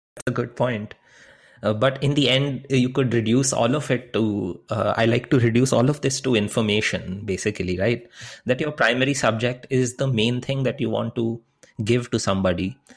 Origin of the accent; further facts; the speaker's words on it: India; moved away; when I was growing up in India